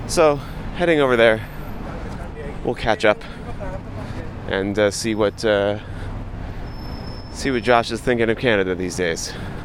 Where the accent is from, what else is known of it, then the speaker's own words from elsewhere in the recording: Kansas City, Missouri, United States; the stars and stripes like I'm so often used to seeing in my hometown of Kansas City and other places like that.